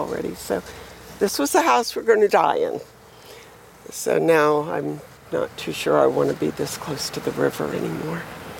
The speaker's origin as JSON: {"language": "English", "town": "Miami", "region": "Florida", "country": "United States", "tie": "born or raised there", "lives_now": "Fort Myers, United States", "said": "I was born and raised. I'm from Miami originally, so I've been in hurricanes all my life."}